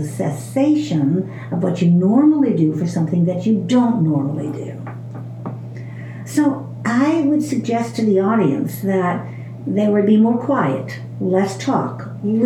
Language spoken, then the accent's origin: English; Chicago, Illinois, United States; I grew up in Chicago